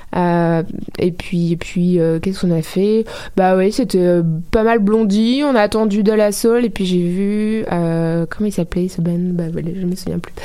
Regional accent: France; now in Montreal, Canada

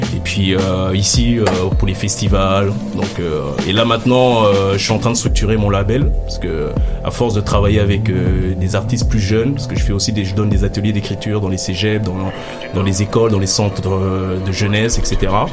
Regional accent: Belgium; also born or lived in Kinshasa, DR Congo; artiste néo Congo, à Kinshasa, j'ai grandi en Belgique

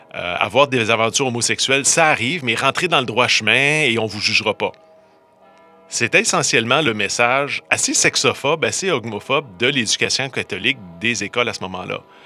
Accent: Quebec, Canada; j'ai grandi dans une ville euh, moins grosse que Montréal

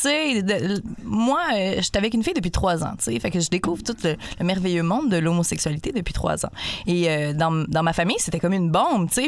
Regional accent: Quebec City, Quebec, Canada; je viens de la région de Québec

